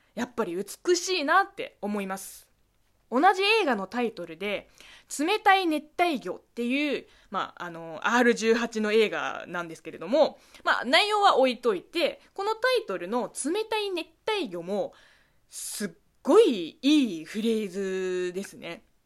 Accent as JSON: {"language": "Japanese", "country": "China", "tie": "born or raised there", "said": "中国生まれ中国育ちの私"}